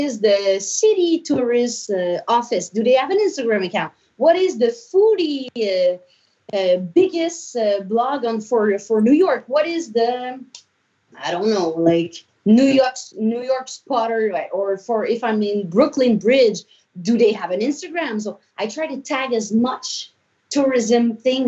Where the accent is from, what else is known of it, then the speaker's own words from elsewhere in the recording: Canada; I'm from Canada